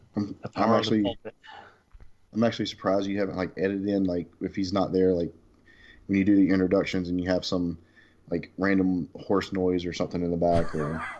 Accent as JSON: {"language": "English", "region": "North Carolina", "country": "United States", "said": "I'm being from North Carolina"}